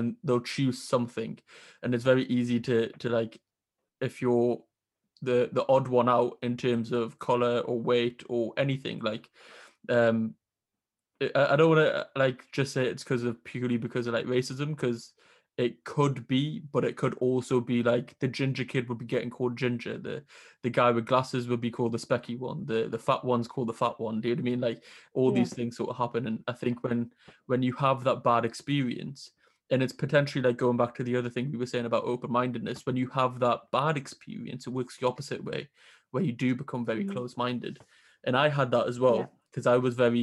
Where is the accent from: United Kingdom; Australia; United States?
United Kingdom; Newcastle upon Tyne, North East England; I'm from Newcastle, it's very similar, like the up north community